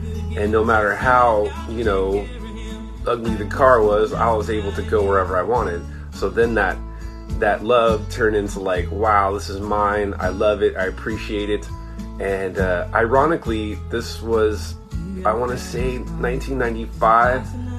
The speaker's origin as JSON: {"language": "English", "region": "Southern California", "country": "United States", "said": "I'm from Southern California, and here you have to have a car"}